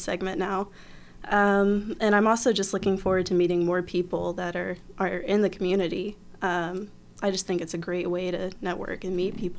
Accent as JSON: {"language": "English", "town": "Fort Wayne", "region": "Indiana", "country": "United States", "moved": "as an adult", "lives_now": "Bloomington, United States", "said": "I'm from Fort Wayne, Indiana, originally. I came here to Bloomington about 10 years ago to go to school"}